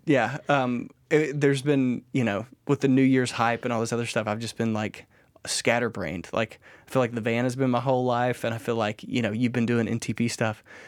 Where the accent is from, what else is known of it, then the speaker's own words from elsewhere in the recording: United States; we grew up, like, proud Americans